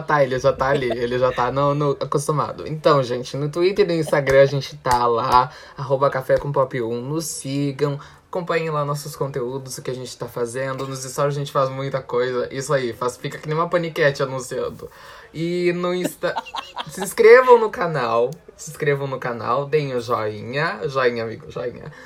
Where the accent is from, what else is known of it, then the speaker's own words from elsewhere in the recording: South Region, Brazil; Eu e Maurício somos sulistas